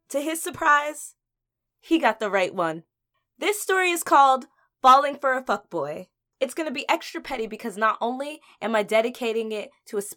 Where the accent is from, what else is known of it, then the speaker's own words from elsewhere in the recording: New Jersey, United States; also born or lived in New York; You know, living and growing up in Jersey and in New York, you see some real shit.